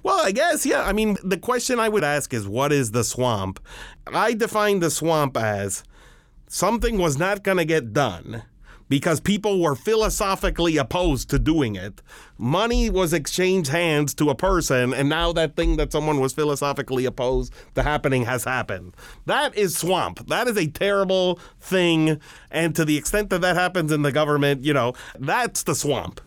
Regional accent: Miami, Florida, United States; moved away as an adult; now in Washington, United States; I went to public schools all throughout my time in Miami. I graduated from Miami Beach High School

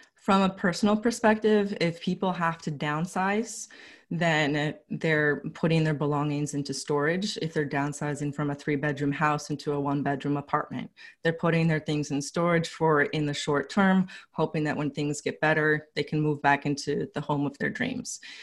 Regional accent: Los Angeles, California, United States; moved away as an adult; now in Philadelphia, United States; I'm from Los Angeles originally

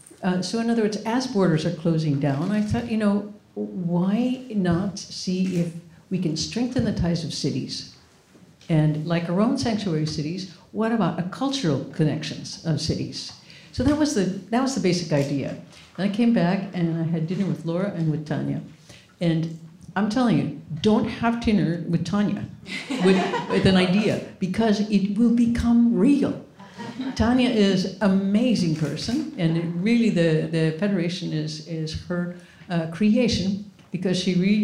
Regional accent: New York City, New York, United States; what are some of the big issues that I can do something about as a New Yorker and as an artist?

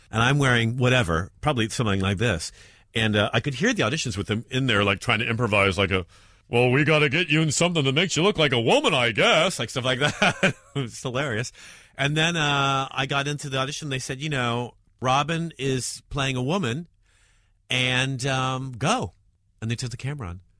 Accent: New York, United States; accent: American; I'm from New York

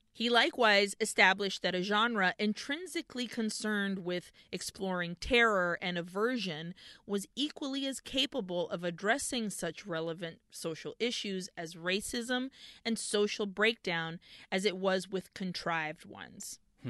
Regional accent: New York, United States; I grew up in New York with a Spanish dad right in the days of West Side Story

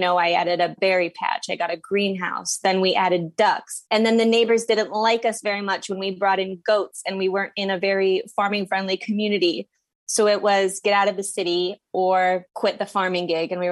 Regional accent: Midwest, United States; moved away as an adult; also born or lived in central New Jersey; now in New Jersey, United States; I currently live on a six acre farm in central New Jersey, and I'm from the Midwest, but I didn't grow up in a farming family.

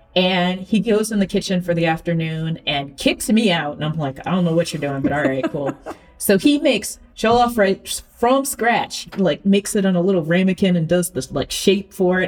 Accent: Central Florida, United States; I am a Southerner. You know, I know some people say Florida is not the South, but Central Florida is Central Florida.

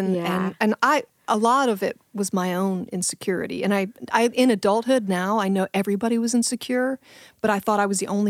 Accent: Charlotte, North Carolina, United States; now in New York, United States; I'm from Charlotte, so I'm not really as country as I sound.

